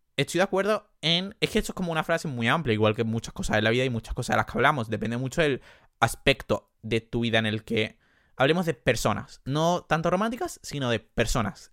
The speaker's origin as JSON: {"language": "Spanish", "town": "Jerez de la Frontera", "region": "Andalusia", "country": "Spain", "accent": "Andalusian", "said": "soy andaluz"}